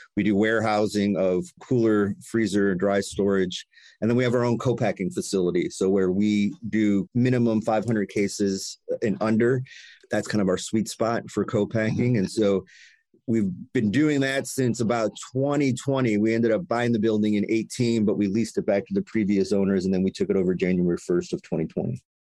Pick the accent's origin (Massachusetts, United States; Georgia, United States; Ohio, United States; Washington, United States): Ohio, United States; Cleveland; I grew up in Cleveland, lifelong Clevelander